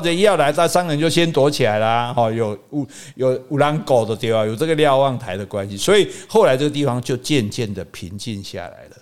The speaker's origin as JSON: {"language": "Chinese", "town": "Hukou", "region": "Hsinchu County", "country": "Taiwan", "tie": "born or raised there", "also_born_or_lived": "Yilan", "said": "我们从新竹的湖口坐普通车"}